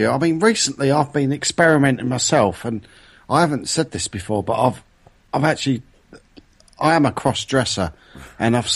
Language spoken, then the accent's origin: English; London, United Kingdom; I'm not from bloody France. I'm from London.